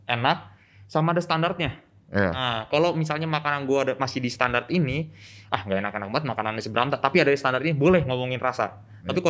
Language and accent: Indonesian; Bandung, West Java, Indonesia; gue orang Bandung kan ya bukannya gue menjelekkan orang Bandung